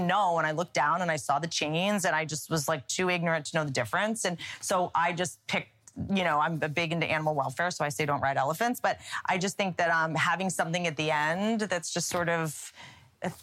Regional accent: Russia; between growing up in Russia and being in prison, I mean, you basically are always in cryo freeze.

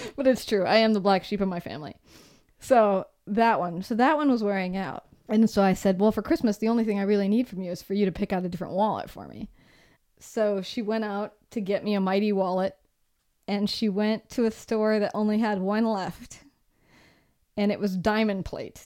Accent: Seattle, Washington, United States; moved away; also born or lived in San Francisco; we come from Seattle. It's super dark there all the time

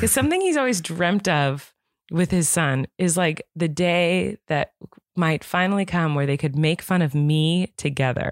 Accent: Santa Barbara, California, United States; I grew up in Santa Barbara

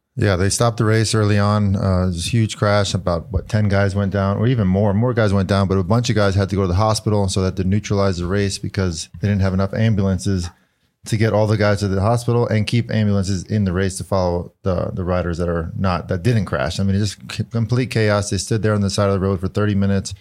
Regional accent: United States; as an American

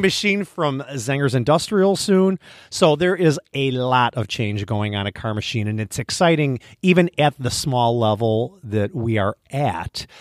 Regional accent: Midwest, United States; we're from the Midwest

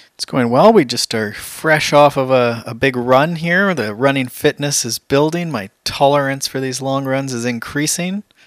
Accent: Canada; We're, we're Canadian

